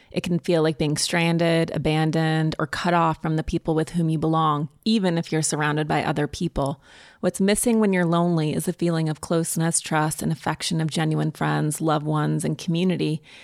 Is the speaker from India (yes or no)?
no; Montana, United States; growing up in Montana in the woods